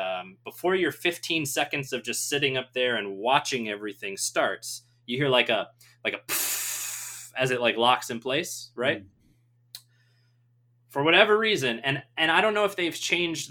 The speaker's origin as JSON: {"language": "English", "region": "Southeast Michigan", "country": "United States", "tie": "born or raised there", "said": "I grew up in Michigan, and I grew up in Southeast Michigan, which is very close to the border of Ohio"}